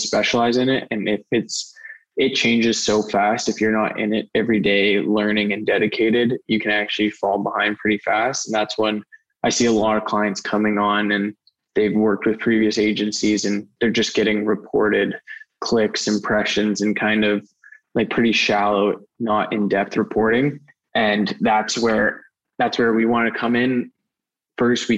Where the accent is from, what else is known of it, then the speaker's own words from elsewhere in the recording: Surrey, British Columbia, Canada; I'm born and raised in Surrey, BC